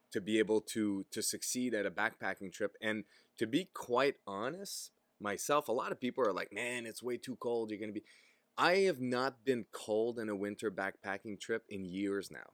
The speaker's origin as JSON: {"language": "English", "town": "Gatineau", "region": "Quebec", "country": "Canada", "also_born_or_lived": "Ottawa", "first_language": "French", "second_language": "English", "said": "I'm from the Ottawa region, but really in Gatineau"}